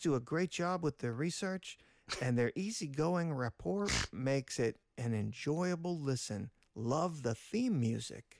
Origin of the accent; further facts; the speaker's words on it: Pittsburgh, Pennsylvania, United States; we hail from Pittsburgh